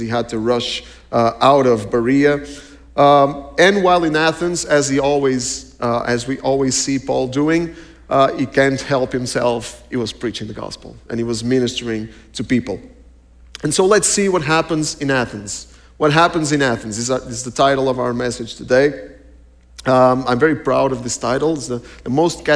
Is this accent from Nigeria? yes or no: no; Portugal; We're from Portugal.